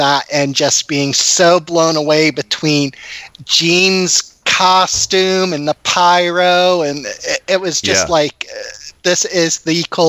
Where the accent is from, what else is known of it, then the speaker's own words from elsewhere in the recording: Connecticut, United States; when I was growing up in Connecticut.